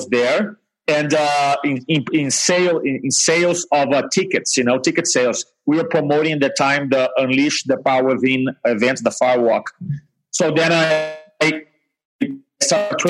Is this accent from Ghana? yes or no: no; Brazil; first language Portuguese; English is a second language; moved away as an adult; also born or lived in England / New Jersey; now in United States; I grew up in Brazil